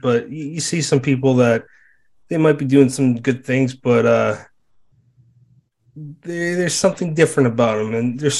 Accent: Massachusetts, United States; moved away; I'm originally from Massachusetts.

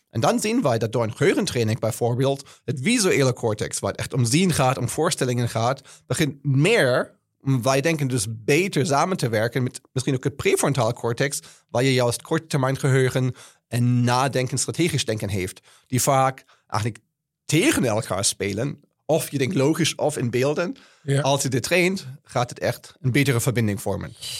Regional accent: Germany; Dutch is a second language; now in Netherlands; ik ben Duitser, als je kan horen

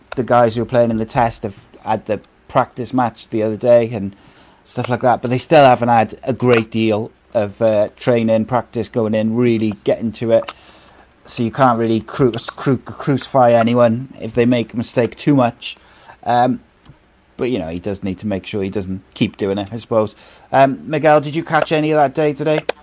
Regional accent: Wales, United Kingdom; I'm Welsh

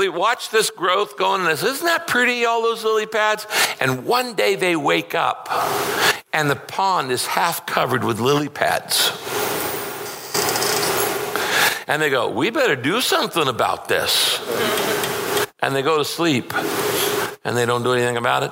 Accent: Northern California, United States; I grew up in Northern California.

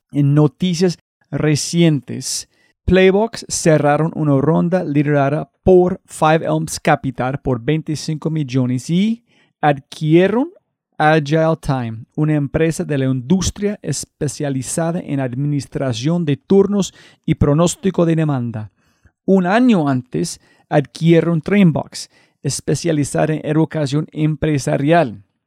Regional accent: United States; Spanish is a second language; como gringo

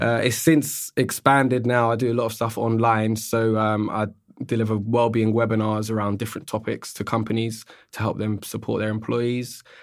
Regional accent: London, United Kingdom; also born or lived in Australia; I'm born and raised in London

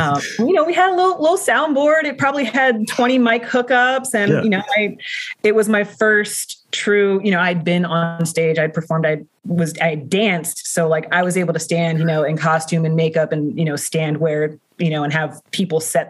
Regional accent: Baltimore, Maryland, United States; born and raised in Harlem Park, I own a home in Harlem Park

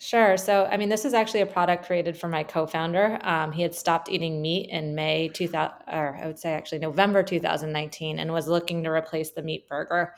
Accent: California, United States; also born or lived in Michigan; I'm from California.

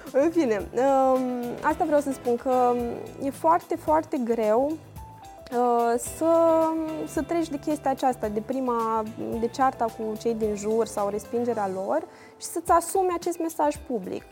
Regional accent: Suceava, Suceava County, Romania; La noi în Moldova, de exemplu, eu sunt din Suceava

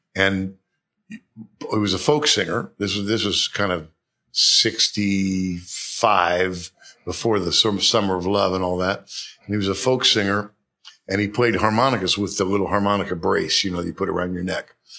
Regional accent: Bay Area, California, United States; also born or lived in New York City; raised in California. At the age of five, we moved to the Bay Area

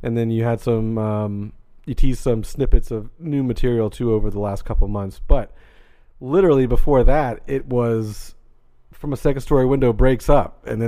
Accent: Jacksonville, Florida, United States; I'm originally from here, Jacksonville, Florida.

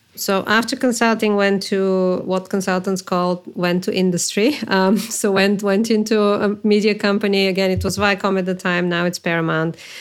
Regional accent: Bulgaria; moved away as an adult; also born or lived in New York; I am from Bulgaria originally.

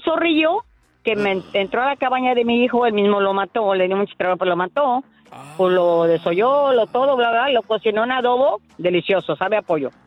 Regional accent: Acapulco, Guerrero, Mexico; en Acapulco Guerrero, que es mi tierra

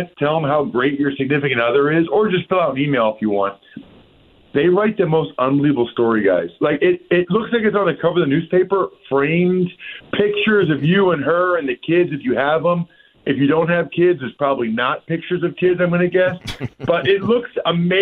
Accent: Reading, Pennsylvania, United States; my hometown of Reading, Pennsylvania

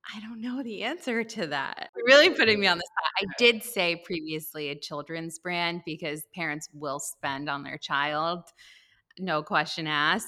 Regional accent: Westchester, New York, United States; I grew up in the Northeast in Westchester

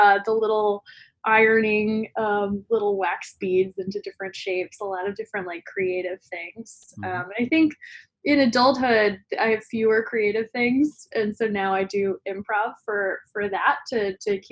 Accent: Denton, Texas, United States; I'm originally from Denton, Texas, which is about 30 minutes north of Dallas, and definitely strongly identify as a Texan

